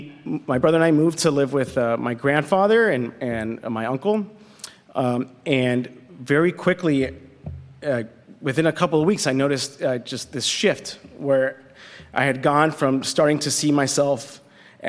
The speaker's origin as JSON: {"language": "English", "town": "Compton", "region": "California", "country": "United States", "tie": "born or raised there", "also_born_or_lived": "Los Angeles", "said": "I was born in Los Angeles, and when I was 4 years old, my mother passed away from leukemia. My father, you know, was a single father at that point with two kids, working a minimum wage job, and so we moved from where we were in L.A. to a small house right on the border between Linwood and Compton"}